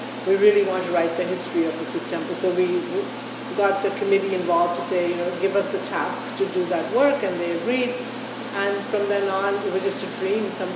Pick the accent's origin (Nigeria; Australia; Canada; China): Canada; our role as Canadians